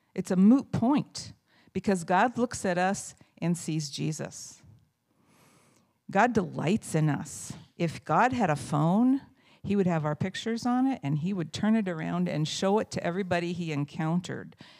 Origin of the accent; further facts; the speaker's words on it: Indiana, United States; moved away as an adult; I moved here from Indiana, from the county where I was born and raised